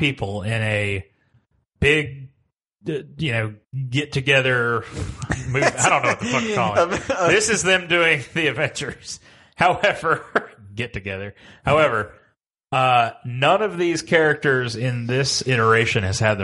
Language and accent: English; Bethany, North Carolina, United States